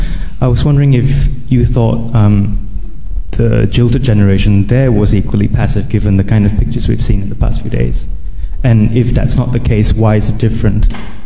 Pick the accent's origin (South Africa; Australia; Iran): Australia; I'm from Australia. I'm just visiting.